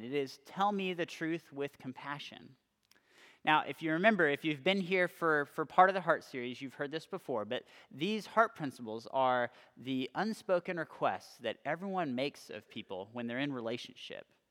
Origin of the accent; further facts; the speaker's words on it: California, United States; moved away as an adult; also born or lived in Austin, Texas; I was coming from California, so I really, I really didn't have any friends going to the same school as me.